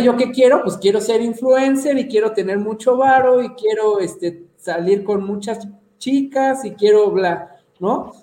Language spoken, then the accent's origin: Spanish; Mexico City, Mexico; moved away as an adult; also born or lived in Yucatán; llevo dos años que regresé y ya me chilanguicé otra vez